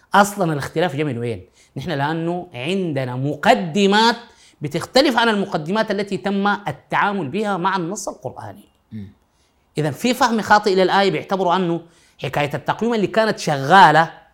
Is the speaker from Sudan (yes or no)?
yes; Sudan; عندنا في السودان في غرب السودان